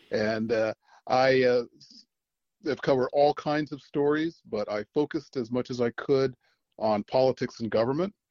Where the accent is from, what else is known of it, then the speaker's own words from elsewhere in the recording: Okinawa, Japan; also born or lived in Chicago, United States; I'm I am uh, a native of Chicago, but I did not grow up there. Um, you know, my dad was in the army, uh, so I did a lot of growing up on Okinawa, Japan. We had uh, two tours there.